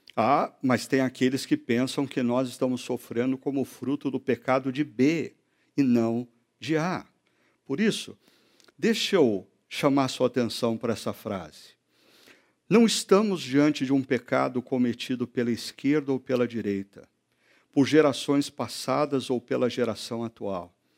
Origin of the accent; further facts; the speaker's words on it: Brazil; Nós, brasileiros